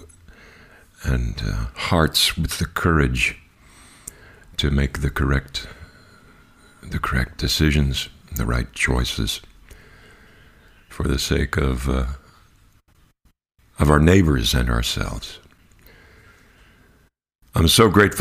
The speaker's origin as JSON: {"language": "English", "region": "Kentucky", "country": "United States", "said": "my home state of Kentucky"}